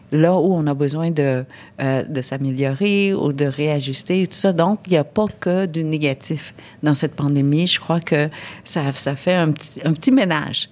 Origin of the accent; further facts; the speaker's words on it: Vietnam; je suis vietnamienne